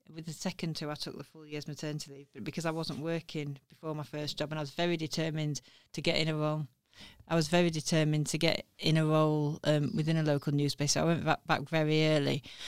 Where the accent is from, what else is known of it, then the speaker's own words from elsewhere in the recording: Sheffield, Yorkshire and the Humber, United Kingdom; my hometown